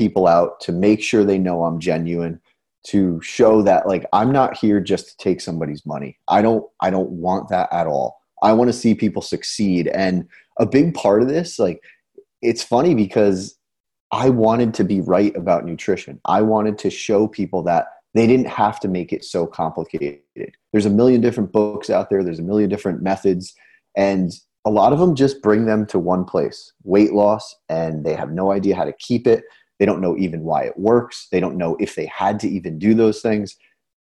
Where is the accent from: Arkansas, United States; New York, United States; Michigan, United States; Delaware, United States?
New York, United States; Newburgh; I'm from Newburgh, New York